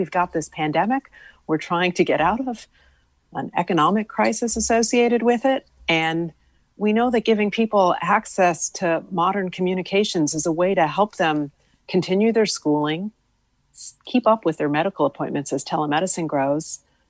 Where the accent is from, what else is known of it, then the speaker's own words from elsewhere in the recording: West Hartford, Connecticut, United States; when I was growing up in West Hartford, if I needed to do my nightly schoolwork, I needed paper, a pencil, and my brother leaving me alone.